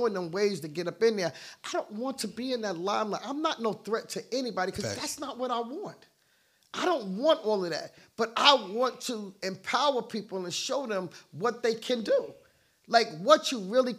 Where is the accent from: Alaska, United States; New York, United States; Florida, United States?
New York, United States; now in Atlanta, United States; I'm from New York